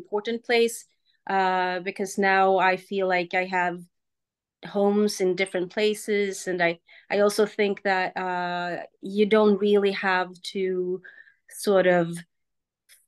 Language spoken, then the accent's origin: English; Sweden; moved away as an adult; also born or lived in Germany / United States; I'm from Sweden